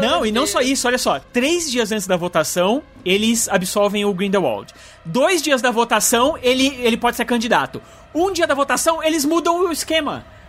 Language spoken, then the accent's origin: Portuguese; Brazil; eu sou brasileiro